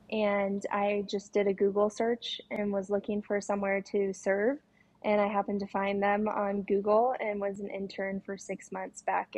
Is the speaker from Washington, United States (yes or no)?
yes; Washington, United States; I'm mainly from Washington State, but I've lived all over the place